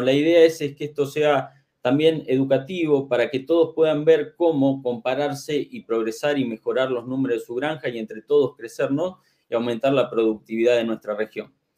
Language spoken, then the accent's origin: Spanish; Argentina; en mi país, aquí en Argentina